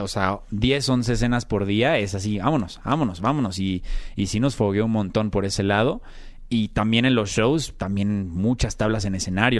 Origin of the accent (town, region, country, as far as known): Mexico; moved away as an adult; also born or lived in Argentina / Brazil / United States